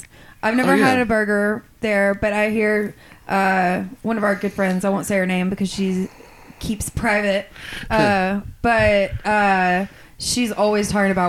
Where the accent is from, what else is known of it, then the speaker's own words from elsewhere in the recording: South Louisiana, United States; now in Denton, United States; my parents, you know, we're from South Louisiana.